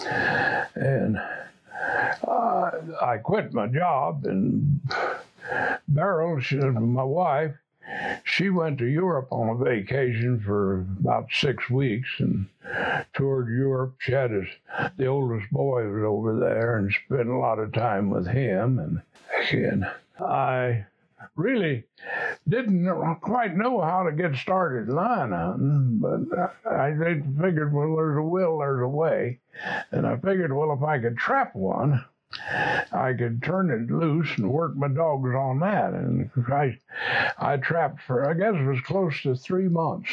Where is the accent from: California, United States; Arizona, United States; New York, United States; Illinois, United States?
Arizona, United States; Phoenix; now in Nogales, United States; I was born in Phoenix, Arizona on January the 23rd, 1919. And I was raised on a ranch